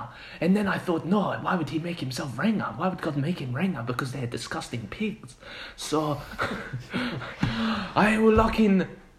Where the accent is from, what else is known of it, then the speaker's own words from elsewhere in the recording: Mexico; No, no, I'm from Mexico, half Italian.